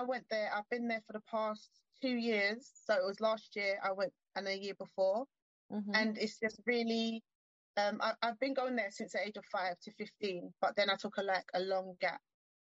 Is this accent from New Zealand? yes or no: no; England, United Kingdom; born there; I was born in England. My mother is from Uruguay, South America.